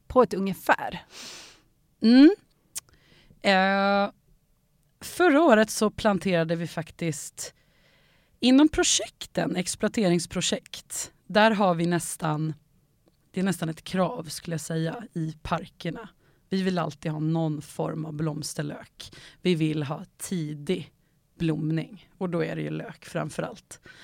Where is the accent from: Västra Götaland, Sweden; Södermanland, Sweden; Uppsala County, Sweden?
Uppsala County, Sweden; Enköping; jag är ju uppvuxen i Enköping